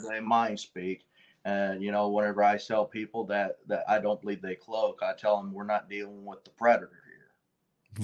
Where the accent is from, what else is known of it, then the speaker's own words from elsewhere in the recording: Red Bud, Illinois, United States; we was living with my grandfather at the time uh, on South Prairie Road, just outside of Redbud, Illinois